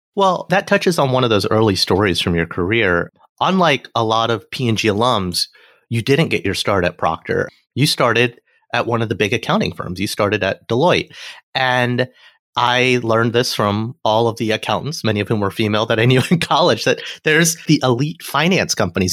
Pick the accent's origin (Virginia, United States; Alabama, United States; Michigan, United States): Alabama, United States; moved away; also born or lived in Cincinnati / New York City; I'm a kid from Alabama, right? Who moving to Cincinnati was the big city for me